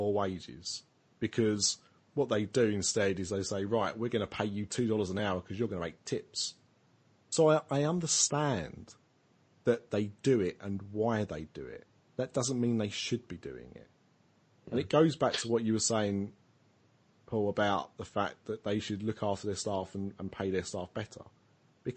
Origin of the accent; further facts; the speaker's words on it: United Kingdom; we're British